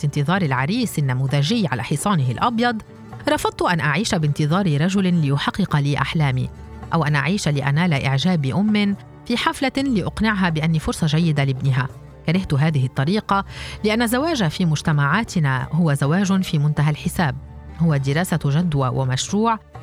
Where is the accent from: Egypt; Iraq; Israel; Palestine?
Palestine; moved away as an adult; في بلادنا فلسطين